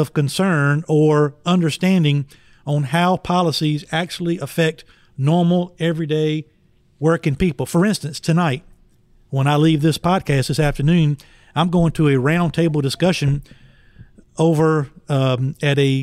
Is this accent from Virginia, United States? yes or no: yes; Emporia, Virginia, United States; in Emporia last week in my hometown